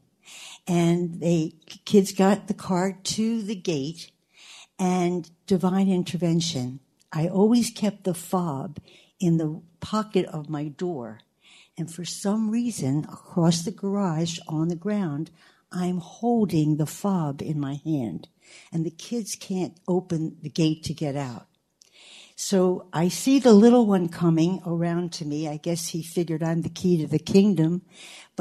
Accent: Baltimore, Maryland, United States; I'm from Locust Point

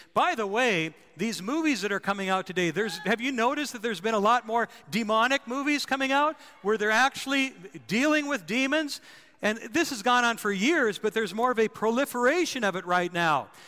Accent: North Dakota, United States; I was a kid uh, growing up in North Dakota

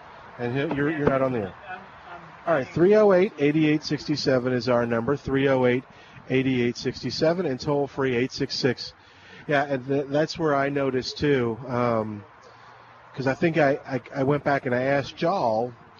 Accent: New Orleans, Louisiana, United States; That's where I'm from. I grew up in New Orleans, so.

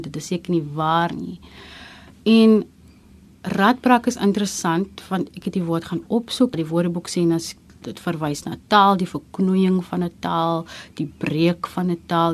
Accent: Gansbaai, Western Cape, South Africa; moved away as an adult; also born or lived in Genadendal; Afkomstig van Gansbaai, gebore in Getoe, hoërskool gegaan in Genadendal, um ehm, 2007 Kaapstad toe gekom om te kom studeer

